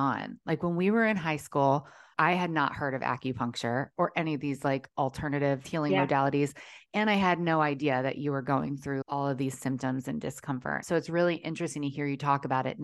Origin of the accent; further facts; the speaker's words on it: Maryland, United States; moved away as an adult; now in Southern California, United States; growing up in Maryland